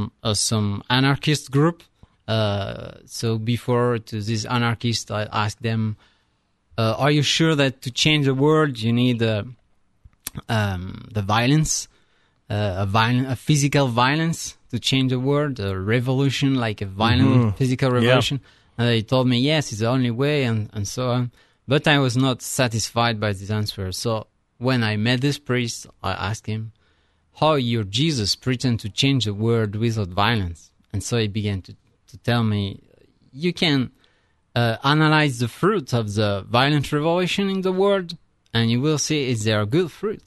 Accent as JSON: {"language": "English", "country": "France", "also_born_or_lived": "Italy", "second_language": "English", "moved": "as an adult", "lives_now": "United States"}